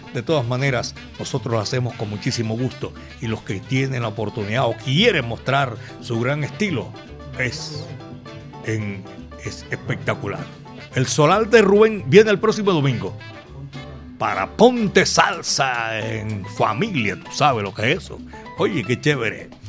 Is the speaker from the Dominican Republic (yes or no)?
no; Colombia; now in Medellín, Colombia; aquí en Medellín, belleza de mi país